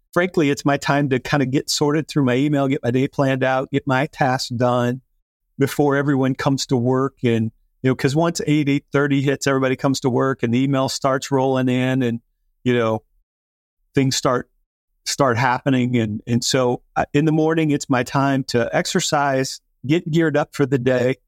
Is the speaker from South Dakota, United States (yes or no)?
yes; South Dakota, United States; I grew up in South Dakota